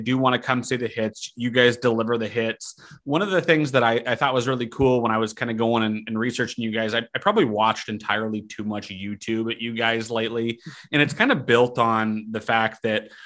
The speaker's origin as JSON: {"language": "English", "area": "just south of Spokane", "region": "Washington", "country": "United States", "tie": "born or raised there", "said": "my home state of Washington State. Right, I grew up just south of Spokane"}